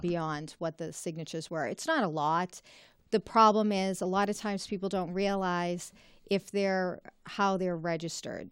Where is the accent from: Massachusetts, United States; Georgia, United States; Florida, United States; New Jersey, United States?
Massachusetts, United States; Reading; also born or lived in Malden, Massachusetts / Wakefield, Massachusetts; the communities in my district and happens to be my hometown